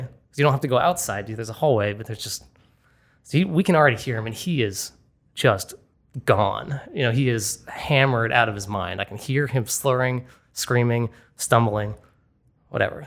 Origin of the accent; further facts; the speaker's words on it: Boston, Massachusetts, United States; my hometown of Boston